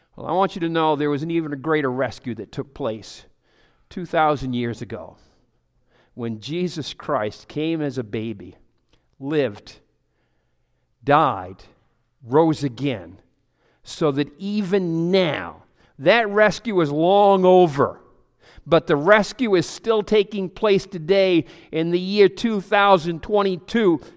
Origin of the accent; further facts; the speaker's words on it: Pleasant Hill, United States; I'm from Pleasant Hill